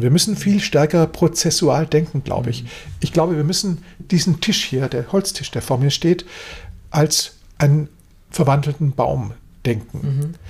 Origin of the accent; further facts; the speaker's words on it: Germany; wir als Deutsche